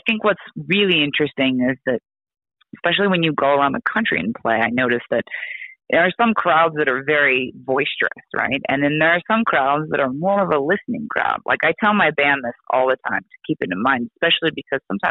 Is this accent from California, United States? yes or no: no; Oregon, United States; I'm from Oregon